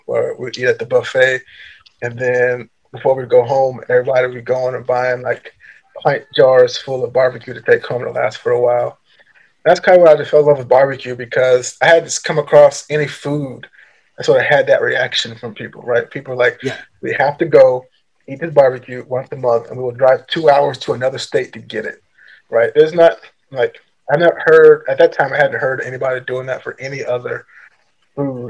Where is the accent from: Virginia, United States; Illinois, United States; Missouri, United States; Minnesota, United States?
Virginia, United States; Richmond; I grew up in Richmond, Virginia